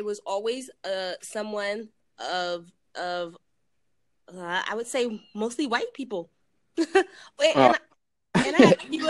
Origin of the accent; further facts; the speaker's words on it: Oakley, California, United States; moved away as an adult; now in Cancun, Mexico; I'm from California in the Bay Area where it's a melting pot.